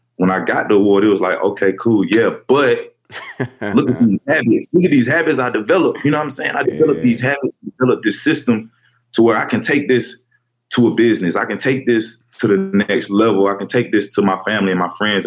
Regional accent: Fairburn, Georgia, United States; I'm from Fairburn, Georgia, a little small right outside Atlanta.

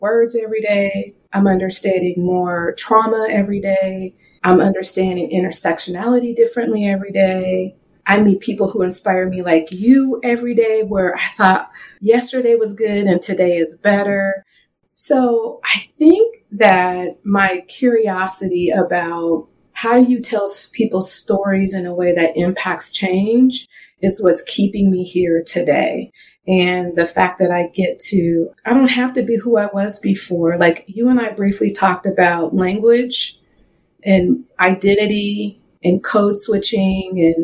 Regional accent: the Northwest, Pacific Northwest, United States; now in Seattle, United States; I grew up in the Northwest. If you know much about the Northwest, it's very, very white. So specifically in like the Seattle area where I currently live

